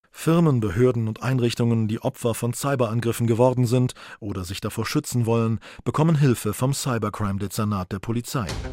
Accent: Saarland, Germany; bei uns im Saarland

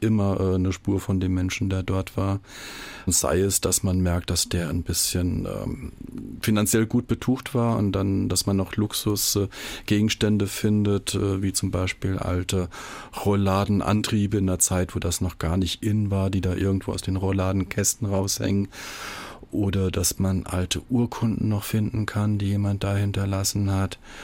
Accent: Saarland, Germany; bei uns im Saarland

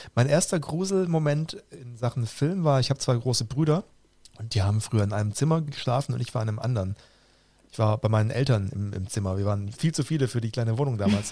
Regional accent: Roland Emmerich's hometown, Baden-Württemberg, Germany; aus meiner Heimatstadt

